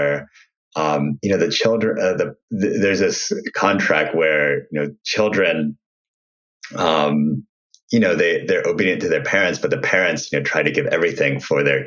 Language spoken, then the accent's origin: English; Ohio, United States; I grew up in Ohio